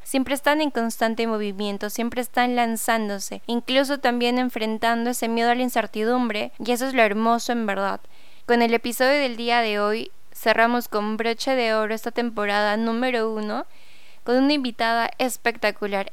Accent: Peru; aquí en Perú, porque bueno, soy peruana

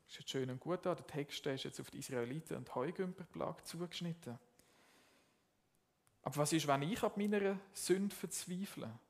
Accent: Zurich, Switzerland; Jetzt, ich komme ursprünglich aus dem Zürich Oberland und ich bin nicht im katholischen Kontext, Kontext aufgewachsen.

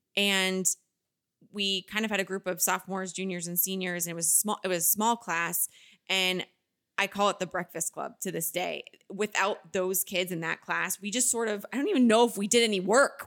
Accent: Pelham, United States; moved away as an adult; also born or lived in Boston; now in Los Angeles, United States; My hometown, it will always have my heart just because it's home

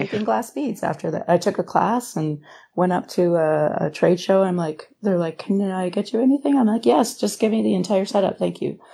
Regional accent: Thunder Bay, Ontario, Canada; moved away as an adult; also born or lived in Wyoming, Ontario / Sarnia / St. Catharines; now in California, United States; I'm from a little tiny town called Wyoming, and I grew up sort of like my childhood in Thunder Bay, remote

